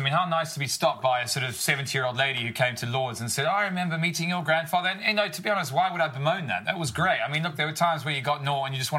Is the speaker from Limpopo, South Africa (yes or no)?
no; Durban, KwaZulu-Natal, South Africa; moved away; also born or lived in London; I grew up in that sort of environment, you know, close to the beach, you know, hot summer, sun